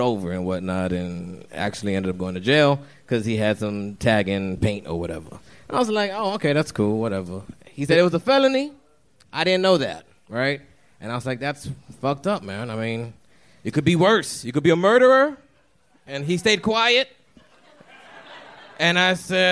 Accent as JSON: {"language": "English", "town": "Dallas", "region": "Texas", "country": "United States", "said": "I'm from Dallas, Oak Cliff"}